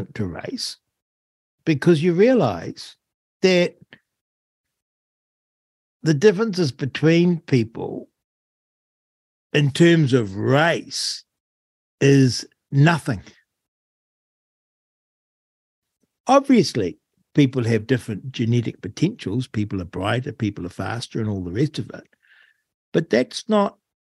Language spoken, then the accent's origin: English; New Zealand; growing up in New Zealand.